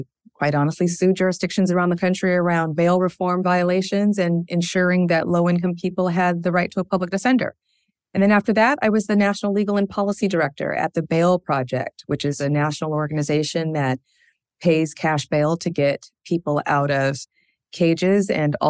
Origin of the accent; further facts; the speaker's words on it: Spokane, Washington, United States; also born or lived in Seattle; I would say I grew up in Spokane, Washington, in Eastern Washington and Washington State. Home for me is Seattle.